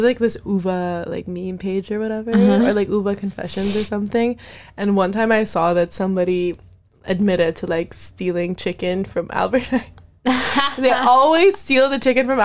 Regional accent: Indonesia; now in Europe; I'm from Indonesia

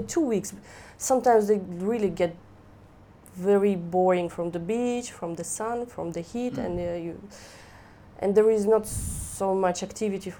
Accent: Kyrgyzstan; also born or lived in Russia; now in Phuket, Thailand; Kyrgyzstan, very close to China.

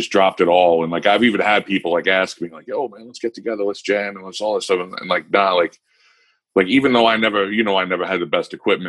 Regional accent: Long Island, New York, United States; now in Pennsylvania, United States; I'm from Long Island

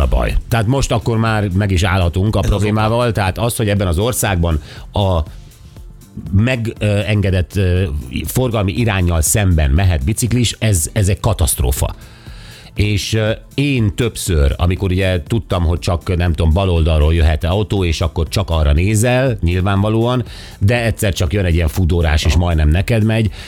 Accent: Szeged, Csongrád-Csanád, Hungary

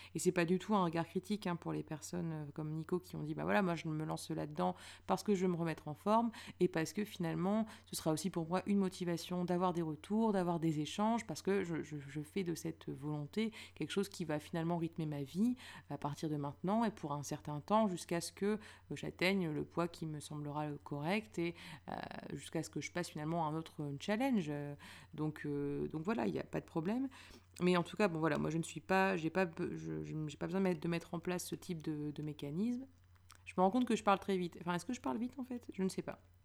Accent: Lille, Hauts-de-France, France; now in Paris, France; je viens de Lille

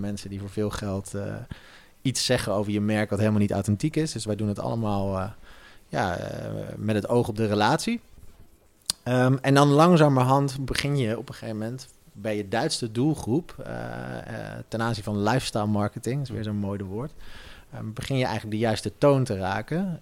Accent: Netherlands; als Nederlander

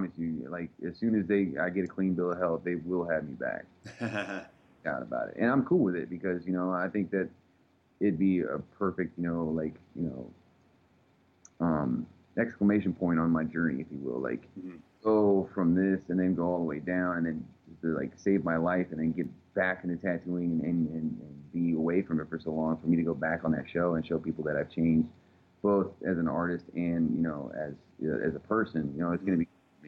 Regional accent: Texas, United States; I'm just from Texas

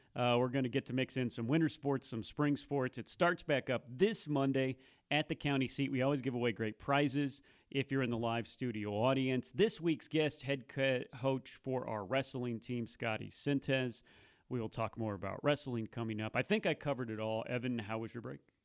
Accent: Columbia, Missouri, United States; moved away; also born or lived in New Bern, North Carolina / Kinston, North Carolina / Lillington, North Carolina; I grew up in Columbia, Missouri

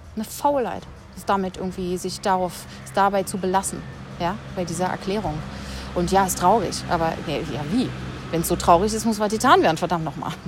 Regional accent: Berlin, Germany; first language German; Ich, ich bin ja Berlinerin, bin ja aufgewachsen, habe dann hier habe dann hier an der UDK angefangen

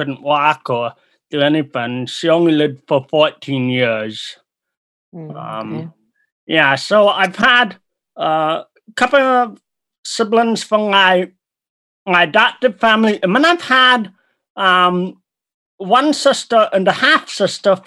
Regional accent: Nanaimo, British Columbia, Canada; I am from, I was actually born in Nanaimo, British Columbia, Canada

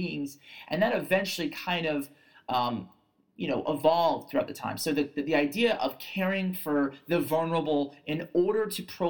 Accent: New York, United States

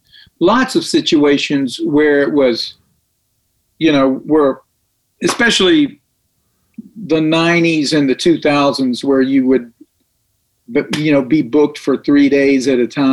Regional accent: Tullahoma, Tennessee, United States; now in Nashville, United States; Name of the town's Tullahoma, Tennessee. And I grew up there

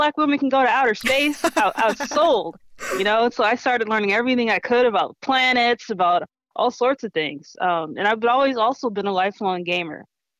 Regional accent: Minneapolis, Minnesota, United States; I was born and raised here in Minneapolis, Minnesota. So this is my hometown and I love it very much.

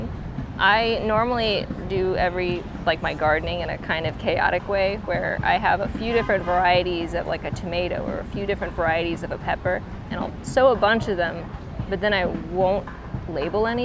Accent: Florida, United States; now in St. Louis, United States; I'm from Florida originally, so my parents grew stuff all the time.

